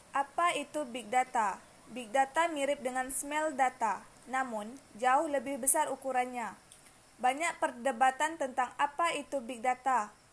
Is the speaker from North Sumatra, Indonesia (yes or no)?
no; Siak, Riau, Indonesia; now in Moro, Indonesia; Tempat tanggal lahir Siak 10 September 2002